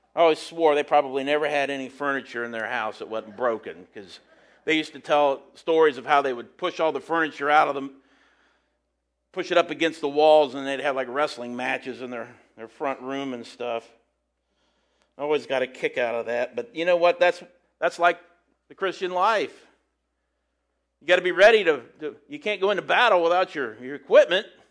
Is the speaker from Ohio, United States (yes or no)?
yes; St. Paris, Ohio, United States; People where I'm from